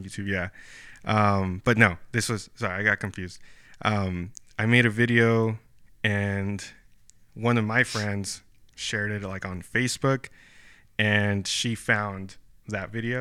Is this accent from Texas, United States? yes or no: yes; Brownsville, Texas, United States; moved away as an adult; now in San Antonio, United States; Brownsville, like, my hometown.